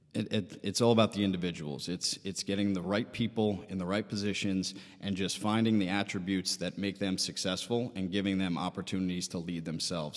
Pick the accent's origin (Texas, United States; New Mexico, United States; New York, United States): New York, United States; Syosset; I am from, uh, Sayoset.